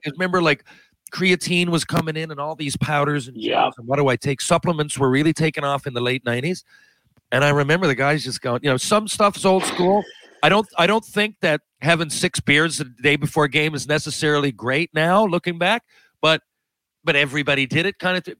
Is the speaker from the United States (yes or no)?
no; Canada; I'm Canadian